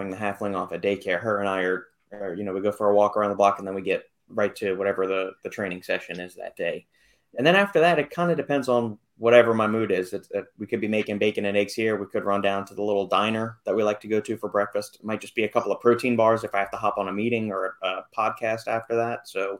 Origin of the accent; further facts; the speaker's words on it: United States; I'm American.